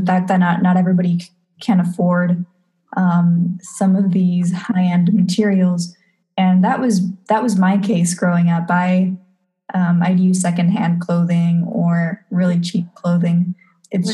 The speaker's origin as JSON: {"language": "English", "country": "Peru", "tie": "born or raised there", "said": "Growing up in Peru"}